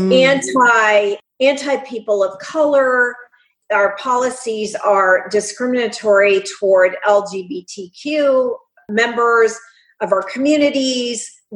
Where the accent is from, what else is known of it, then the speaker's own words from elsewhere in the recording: North Central Pennsylvania, United States; I grew up in North Central Pennsylvania, up from north of Harrisburg, in a town, community of 2,000 people